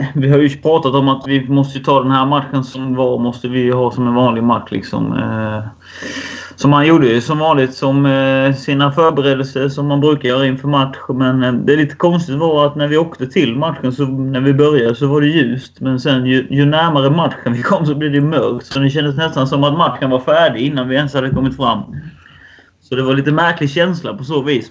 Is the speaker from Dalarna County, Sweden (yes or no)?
no; Värnamo, Jönköping County, Sweden; moved away as an adult; now in Falkenberg, Sweden; jag är uppvuxen i Värnamo och varit där nästan hela livet.